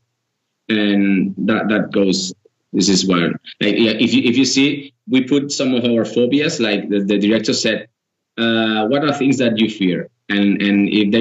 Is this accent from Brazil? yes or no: no; Girona, Catalonia, Spain; We are from we are from Girona, which is a different area.